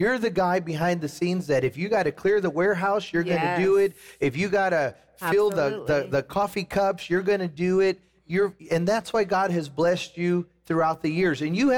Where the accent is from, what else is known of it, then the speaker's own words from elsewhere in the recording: Chicago, Illinois, United States; I was born in Chicago, outside of Chicago.